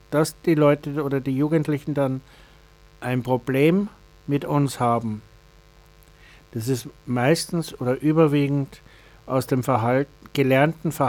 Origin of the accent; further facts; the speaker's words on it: Bavaria, Germany; Ich habe den Vorteil gehabt, ich bin evangelisch, ich bin in, in Bayern aufgewachsen, da gibt es Neudettelsau mit einem der größten Behinderteneinrichtungen der Diakonie.